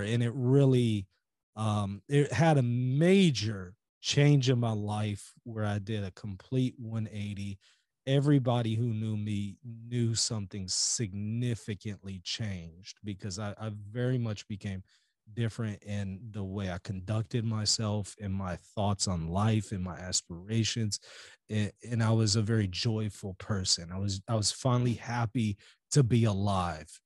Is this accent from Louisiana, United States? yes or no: yes; Louisiana, United States; also born or lived in Israel; I was born here in the United States in Louisiana